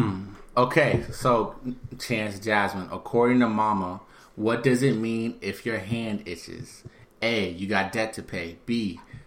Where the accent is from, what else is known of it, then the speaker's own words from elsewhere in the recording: Houston, Texas, United States; we are all from Houston. As we established last time, I'm from Houston the most